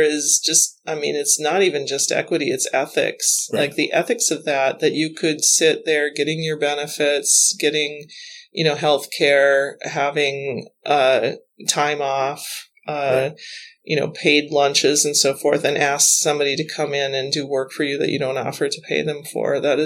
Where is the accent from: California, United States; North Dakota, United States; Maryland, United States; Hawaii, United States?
North Dakota, United States; moved away; I grew up near the National Grasslands in North Dakota. It's a big part of my childhood memory and my love, my prairie girl love